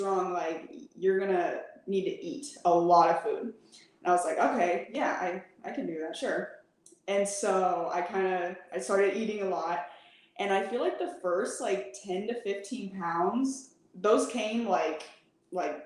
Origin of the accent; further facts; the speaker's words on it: Midwest, United States; also born or lived in Michigan, United States / St. Louis, Missouri, United States / Illinois, United States; now in San Antonio, United States; The Midwest. I was born in Michigan. I lived in St. Louis for about 10 years and then Illinois for 2 years